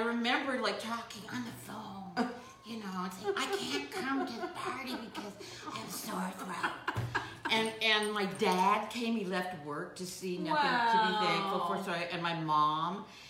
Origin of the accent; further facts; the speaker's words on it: Beverly Hills, California, United States; also born or lived in Norwalk, California; one of the great things about growing up in Beverly Hills